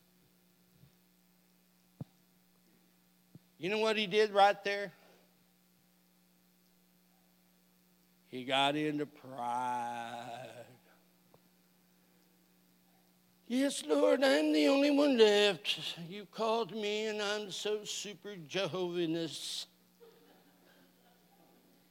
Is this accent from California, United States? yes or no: yes; California, United States; now in Oklahoma, United States; I grew up in California